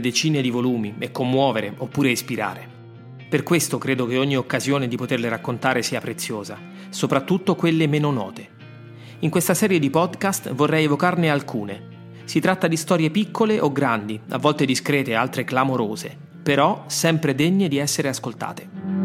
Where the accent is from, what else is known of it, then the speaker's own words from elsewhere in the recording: Rome, Lazio, Italy; sono nato a Roma